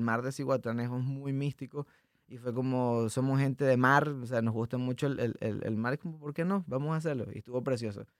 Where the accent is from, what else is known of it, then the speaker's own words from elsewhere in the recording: Puerto Ordaz, Bolívar, Venezuela; moved away as an adult; now in Monterrey, Mexico; no es mi ciudad natal, pero es la ciudad donde crecí, eh, en Puerto Ordaz.